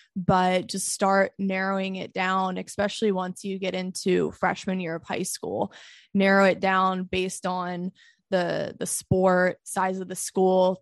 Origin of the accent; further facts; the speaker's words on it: United States; as an American woman